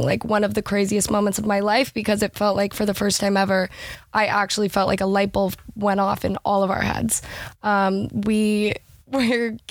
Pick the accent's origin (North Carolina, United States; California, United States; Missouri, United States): California, United States; Seal Beach; I'm from Seal Beach, California.